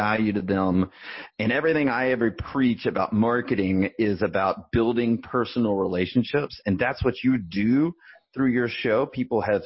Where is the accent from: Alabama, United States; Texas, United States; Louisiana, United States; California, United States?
Alabama, United States; Birmingham; I grew up in Birmingham, Alabama